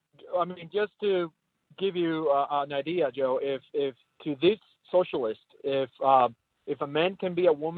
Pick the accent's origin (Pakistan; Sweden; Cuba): Cuba; now in United States; as a Cuban-American who escaped communism and socialism on a raft in 94